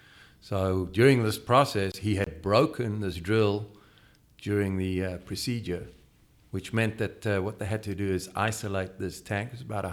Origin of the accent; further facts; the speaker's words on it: Western Australia, Australia; now in United States; Well, we're from Western Australia